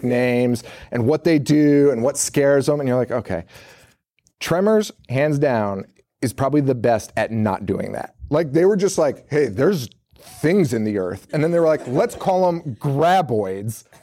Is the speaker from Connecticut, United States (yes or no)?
yes; Connecticut, United States; we got Boston local stations in Connecticut, we're from Connecticut